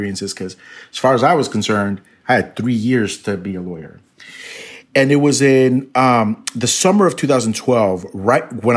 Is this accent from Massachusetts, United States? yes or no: no; California, United States; born or raised there; also born or lived in Mexico